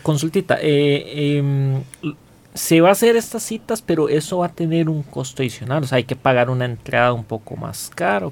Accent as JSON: {"language": "Spanish", "country": "Costa Rica"}